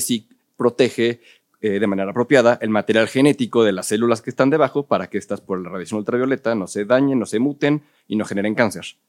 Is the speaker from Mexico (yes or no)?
yes; Mexico City, Mexico; la gran mayoría somos chilangos